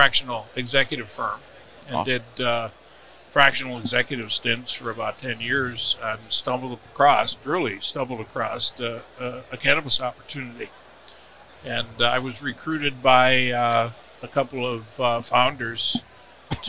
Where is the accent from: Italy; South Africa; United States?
United States; Pennsylvania; also born or lived in Northeast / Midwest; I was born and raised in Pennsylvania